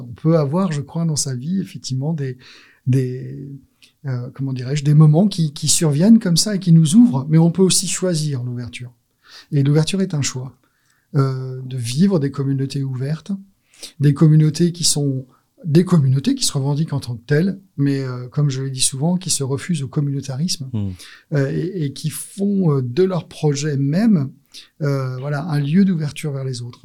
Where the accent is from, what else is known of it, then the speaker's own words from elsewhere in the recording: France; also born or lived in Alsace / Marseille / United States (family); je suis né en France et j'allais dire de parents étrangers